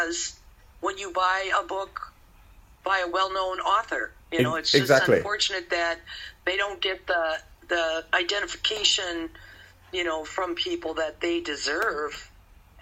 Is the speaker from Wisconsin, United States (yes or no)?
yes; Wisconsin, United States; We said, Wisconsin